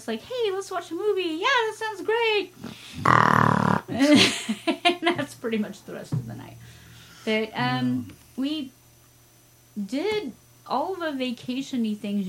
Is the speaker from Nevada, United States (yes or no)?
yes; Las Vegas, Nevada, United States; we're from Vegas. We know service.